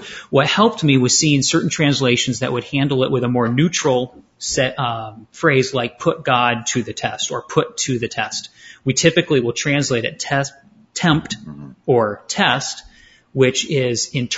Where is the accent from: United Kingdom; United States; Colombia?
United States; southern Maine; moved away as an adult; also born or lived in Detroit area, Michigan / Greenville, South Carolina; now in Chandler, United States; I was born in the Detroit area, grew up in Maine on the coast of southern Maine